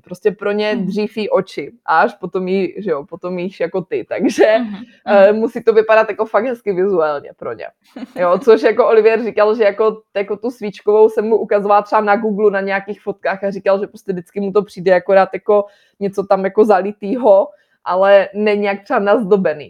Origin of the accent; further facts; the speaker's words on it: Czechia; moved away as an adult; now in Nantes, France; než my, než jako Češi